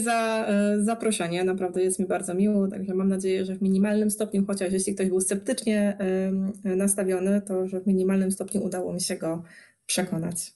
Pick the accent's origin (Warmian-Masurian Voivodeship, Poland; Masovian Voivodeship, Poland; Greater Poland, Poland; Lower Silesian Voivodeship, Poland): Greater Poland, Poland; Poznań; jestem z Poznania